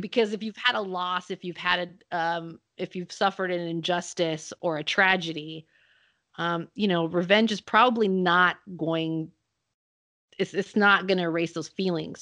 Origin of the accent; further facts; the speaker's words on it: Salinas, California, United States; I grew up in Salinas, California